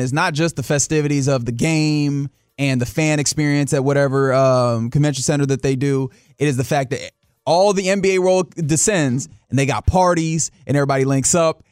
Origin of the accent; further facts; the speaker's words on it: Texas, United States; I am a Texan